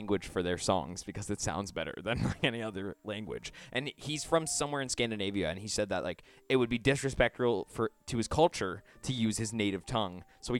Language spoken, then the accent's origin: English; Canada; we're Canadian